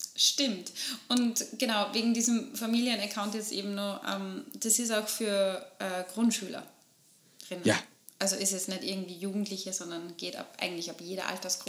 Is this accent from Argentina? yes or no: no; Upper Austria, Austria; bei uns in Oberösterreich